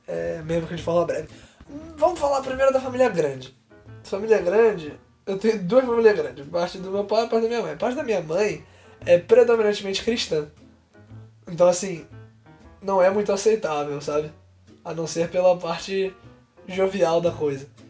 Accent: Rio de Janeiro, Brazil; eu sou carioca

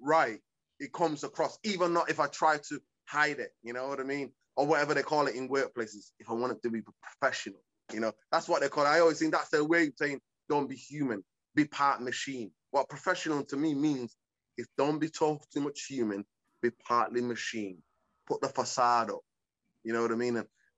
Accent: Manchester, North West England, United Kingdom; English is a second language; also born or lived in Hargeisa, Somalia / East Africa; I grew up in Manchester, in my side, Caribbean community

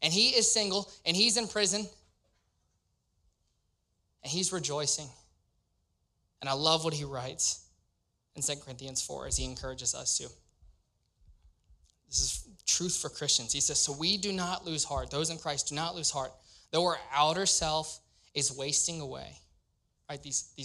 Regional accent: Louisiana, United States; moved away as an adult; now in Cincinnati, United States; I'm from Louisiana, born and raised

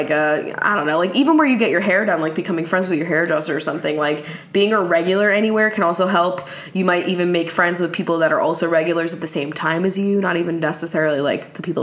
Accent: Reading, Pennsylvania, United States; I'm from Pennsylvania too, Reading, and I want to move to Washington after I graduate from college.

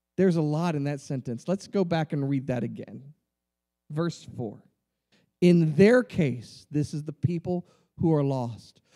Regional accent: Rio Grande Valley, Texas, United States; I grew up in the in the Rio Grande Valley.

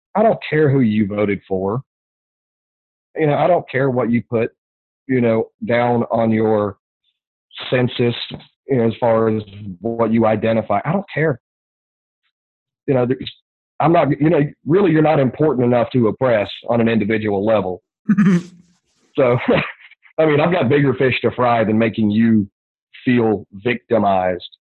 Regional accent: the South, United States; growing up in the South

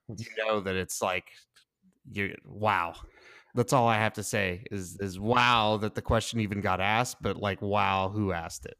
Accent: Fort Worth, Texas, United States; I'm from Fort Worth, Texas.

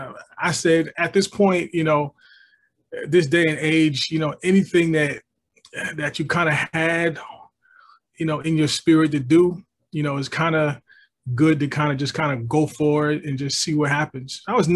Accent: Englewood, New Jersey, United States; Yeah, I was born in Englewood.

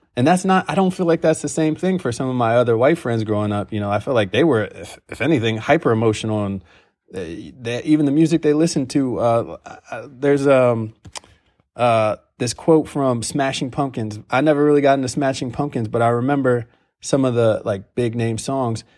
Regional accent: Ohio, United States; I'm from Ohio.

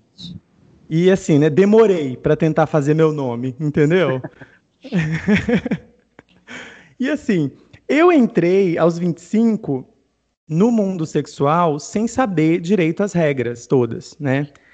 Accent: Northeast Region, Brazil; eu sou nordestino

